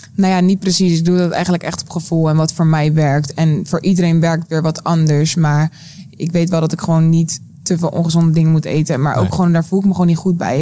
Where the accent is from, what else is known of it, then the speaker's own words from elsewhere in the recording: South Holland, Netherlands; bij ons in Zuid-Holland.